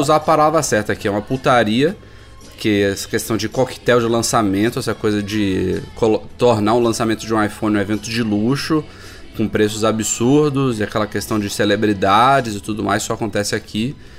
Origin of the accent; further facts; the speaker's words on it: Brazil; como brasileiros